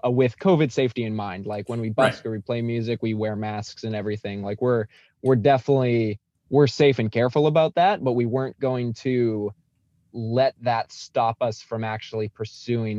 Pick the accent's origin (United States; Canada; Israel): Canada; Alberta; moved away; I came from the mountains of Alberta is where I grew up